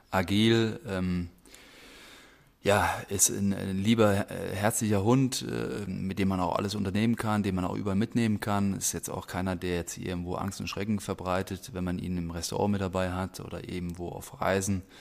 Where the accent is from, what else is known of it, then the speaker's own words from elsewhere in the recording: Rhineland-Palatinate, Germany; dadurch, dass ich aber auch sehr ländlich aufgewachsen bin im Westerwald, da bist du mit Tieren aufgewachsen